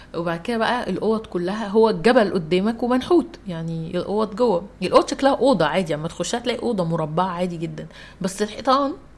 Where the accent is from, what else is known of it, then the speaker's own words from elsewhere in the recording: Egypt; انا مصريه